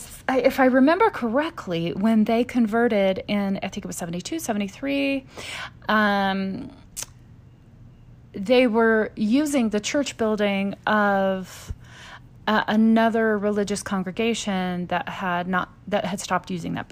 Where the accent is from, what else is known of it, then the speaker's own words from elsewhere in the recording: the South, United States; So growing up in the South, and I'm sure it was like that growing up in Utah